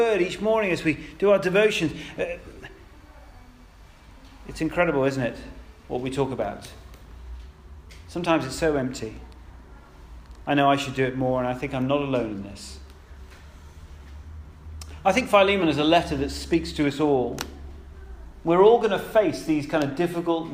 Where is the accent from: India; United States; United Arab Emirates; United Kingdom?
United Kingdom; We're British, many of us are.